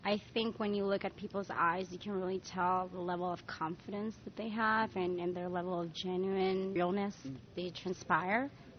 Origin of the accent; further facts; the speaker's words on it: New York, United States; As a New Yorker, you learn fast you have to have flats with you at all times in your bag.